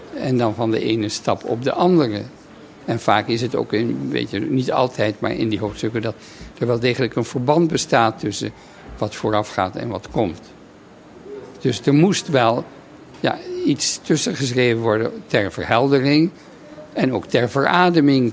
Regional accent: Netherlands; moved away as an adult; een heel leven buiten Nederland eh, eh, terug te keren in, in mijn vaderland.

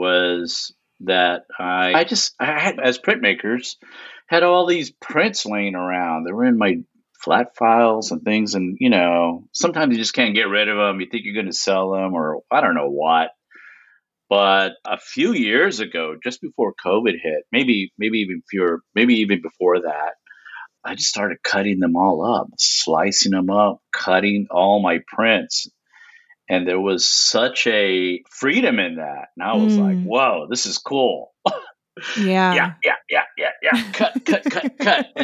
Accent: Lubbock, Texas, United States; now in Houston, United States; I'm originally from Lubbock, Texas, and then I moved to Houston, Texas, and I've been here ever since.

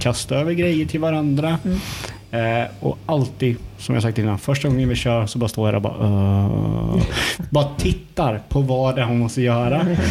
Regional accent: Hult, Jönköping County, Sweden; vi från Hult där jag är ifrån. Det är ju eh, grannsamhälle från Eksjö

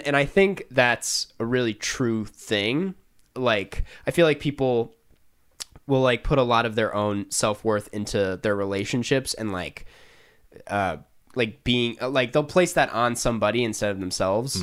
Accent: Saint Paul, Minnesota, United States; I would say Saint Paul.

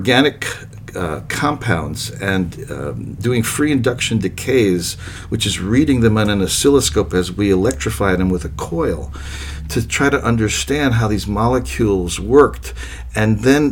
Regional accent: New York City, New York, United States; I grew up in New York City

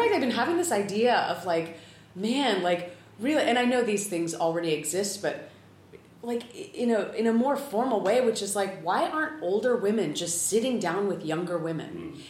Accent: California, United States; also born or lived in San Diego / Los Angeles; I grew up in California. I lived for eight years in San Diego.

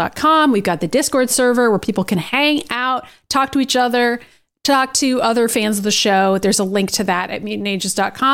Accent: Boston, Massachusetts, United States; accent: Boston; we're from Boston

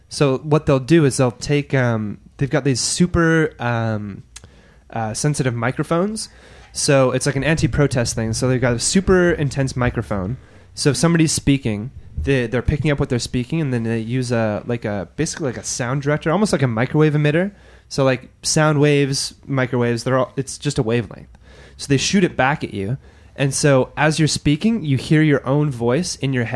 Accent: Alberta, Canada; moved away as an adult; also born or lived in Montreal; I'm from Alberta

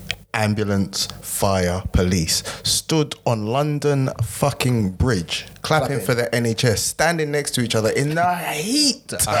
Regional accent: Nigeria; I'm Nigerian.

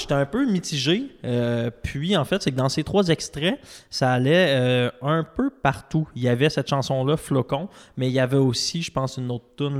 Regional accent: Quebec City, Quebec, Canada; mes parents viennent de Trois-Rivières, je viens de Québec

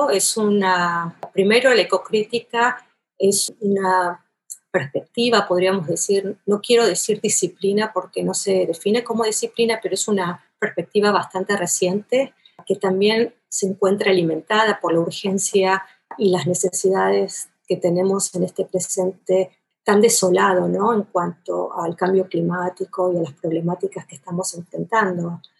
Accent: Buenos Aires, Argentina; accent: porteño; moved away as an adult; now in United States; Sí, soy argentina y tengo el acento porteño Ah, vengo de Buenos Aires, nací en Buenos Aires, eh, vine a Estados Unidos como muchos otros latinoamericanos

